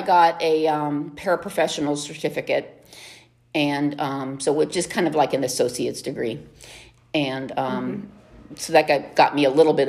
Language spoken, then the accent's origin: English; Monongahela, Pennsylvania, United States; now in Boyertown, United States; I grew up in southwestern Pennsylvania.